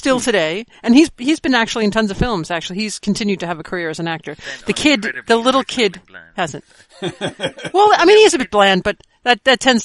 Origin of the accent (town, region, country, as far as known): United States; born or raised there